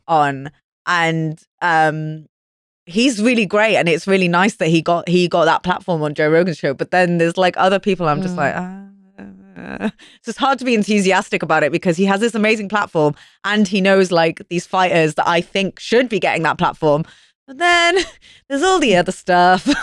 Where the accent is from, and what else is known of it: Wales, United Kingdom; moved away